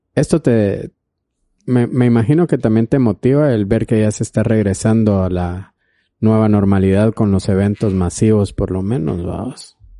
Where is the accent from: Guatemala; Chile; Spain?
Guatemala; Flores, Petén; yo soy de Flores